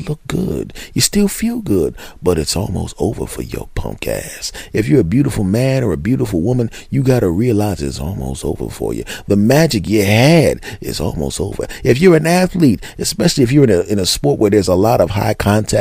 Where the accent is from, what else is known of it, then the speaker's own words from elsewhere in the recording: Philadelphia, Pennsylvania, United States; I'm from Philly